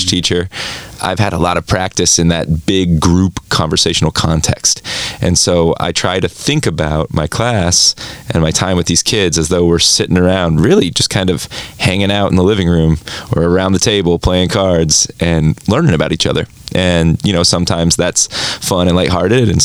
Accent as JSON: {"language": "English", "region": "Southern Ohio", "country": "United States", "tie": "born or raised there", "also_born_or_lived": "Boulder, Colorado", "moved": "as an adult", "said": "I grew up in Southern Ohio, where there wasn't a lot of Spanish being spoken"}